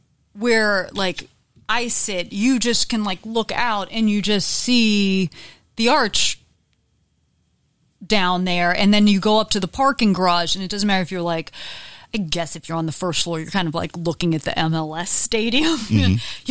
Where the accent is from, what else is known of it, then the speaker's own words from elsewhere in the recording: Pittsburgh, Pennsylvania, United States; moved away as an adult; also born or lived in Philadelphia; now in St. Louis, United States; I say that I'm from Pennsylvania because grew up most of my life in Pittsburgh, and then my family, then we moved out to Philadelphia.